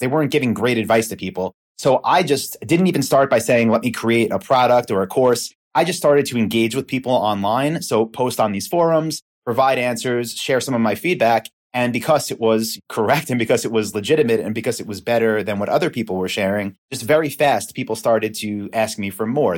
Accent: Long Island, New York, United States; accent: East Coast; now in Austin, United States; I'm from New York, from Long Island.

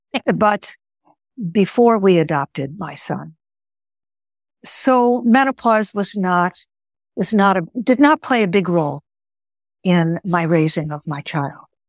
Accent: Chicago, Illinois, United States; first language Greek; English is a second language; moved away; also born or lived in New York City / Bangor, Maine; I was born in Chicago and went to school out here on the East Coast of the United States

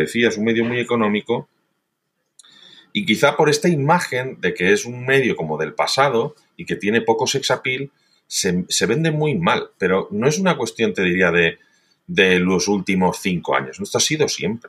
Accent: Valencian Community, Spain; soy valenciano

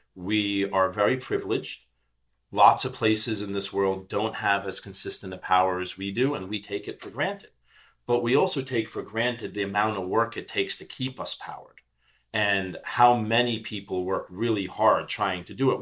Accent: New York City, New York, United States; I'm a New York City guy. I was born and bred in Manhattan

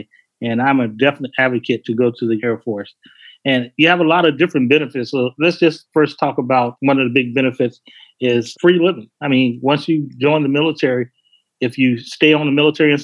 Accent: Chicago, Illinois, United States; moved away as an adult; me growing up in Chicago

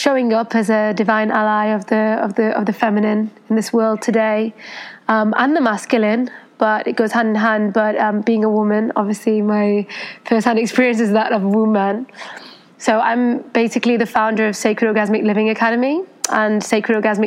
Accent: United Kingdom; moved away as an adult; also born or lived in Paris, France / New York City, United States; I was born in the UK. My mother's Spanish Persian and my father's Indian. And I had a lot of ties with the Osho Ashram in India for many years because my mom was born there. And I grew up in the UK

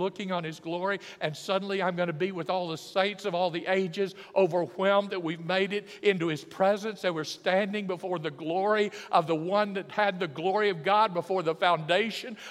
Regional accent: Alabama, United States; I'm from Alabama

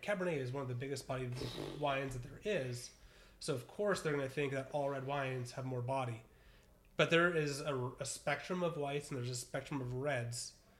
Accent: Santa Cruz, California, United States; moved away; my hometown, Santa Cruz

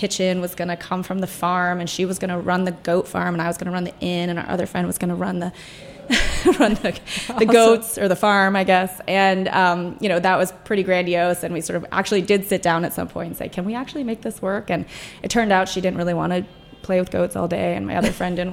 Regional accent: New York City, New York, United States; moved away as an adult; now in Washington, D.C., United States; I grew up in New York City, I had access to, you know, really on-farm produce

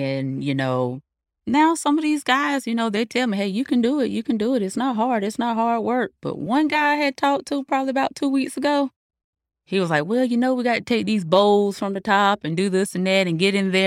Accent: Fayetteville, North Carolina, United States; I'm from Fayetteville, North Carolina.

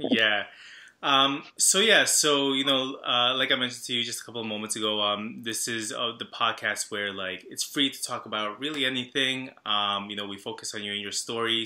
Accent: Long Island, New York, United States; I'm from Long Island. I grew up in a town that was very uh, Salvadoran

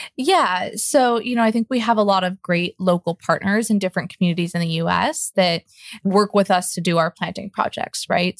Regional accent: Seattle, Washington, United States; I grew up in Seattle, Washington, just around a lot of Douglas fir all the time

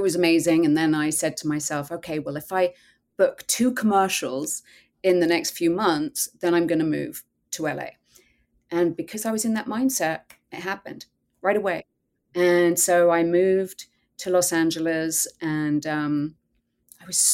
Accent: England, United Kingdom; I grew up in England

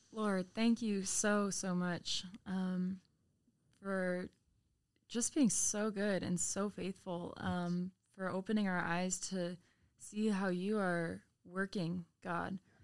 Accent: Chicago, Illinois, United States; moved away; … and I are actually both from the suburbs of Chicago

